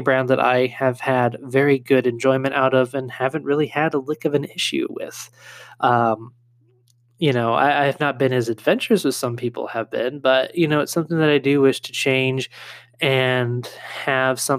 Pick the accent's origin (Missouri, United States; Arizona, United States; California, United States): California, United States; moved away; where I grew up in California